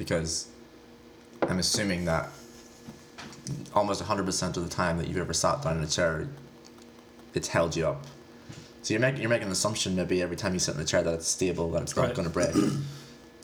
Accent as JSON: {"language": "English", "region": "Northern Ireland", "country": "United Kingdom", "said": "I'm from Northern Ireland"}